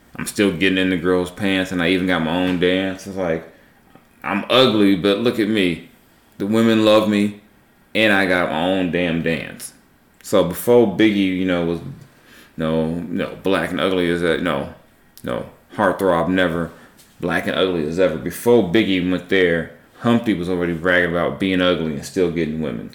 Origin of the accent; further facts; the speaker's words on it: Southern California, United States; I was a kid growing up in Southern California at that time